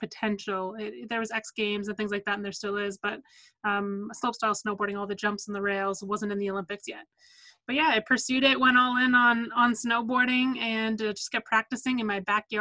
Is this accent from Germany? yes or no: no; Vancouver, British Columbia, Canada; also born or lived in New Jersey; We were born and raised in Vancouver.